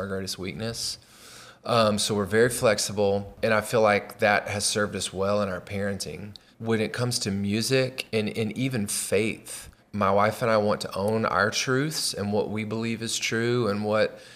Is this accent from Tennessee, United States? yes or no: yes; 1 hour east of Nashville, Tennessee, United States; my wife and I grew up in Tennessee. We grew up like 1 hour east of Nashville